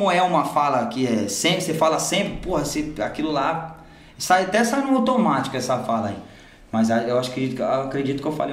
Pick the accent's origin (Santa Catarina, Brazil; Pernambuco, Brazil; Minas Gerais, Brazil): Minas Gerais, Brazil; No estado de São Paulo aqui, é, sou de Minas também